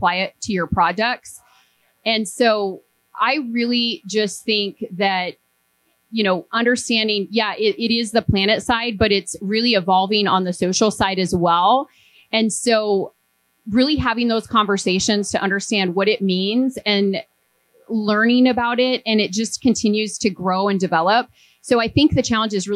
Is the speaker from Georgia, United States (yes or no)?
no; Montana, United States; I grew up in Montana on a cattle ranch